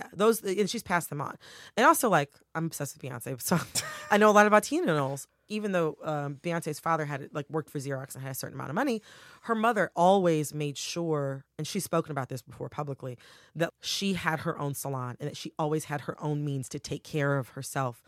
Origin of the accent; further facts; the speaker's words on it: Farmington Hills, Michigan, United States; I'm from Farmington Hills, Michigan